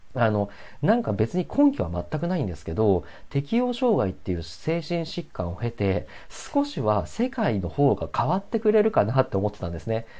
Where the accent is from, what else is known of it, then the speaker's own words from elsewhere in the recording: Hokuriku, Japan; moved away as an adult; 僕はね、あの、北陸地方のね、えっ、ー、と、まあ、超絶田舎の えっと、町で生まれ育った